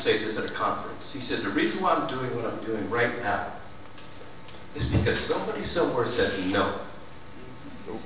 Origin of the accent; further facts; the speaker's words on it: Los Angeles, California, United States; we're from Echo Park